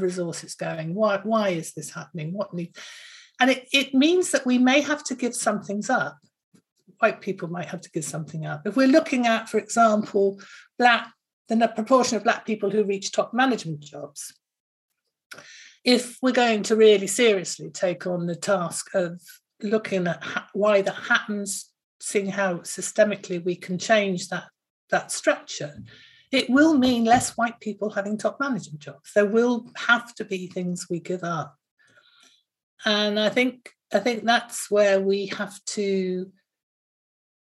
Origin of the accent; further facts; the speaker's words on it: Bristol, South West England, United Kingdom; I come from Bristol